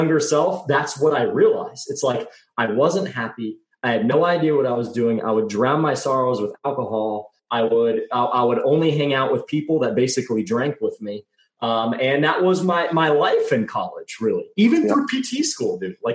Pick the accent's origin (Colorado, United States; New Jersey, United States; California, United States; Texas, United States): Texas, United States; I grew up in Texas